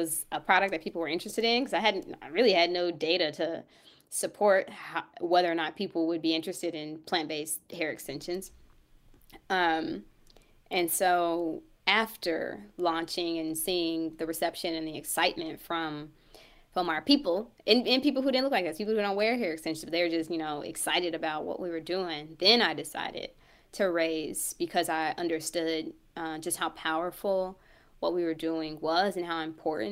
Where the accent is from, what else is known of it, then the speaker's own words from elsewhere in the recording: Kansas City, United States; also born or lived in St. Louis, Missouri; I'm from Kansas City, but we're based in St. Louis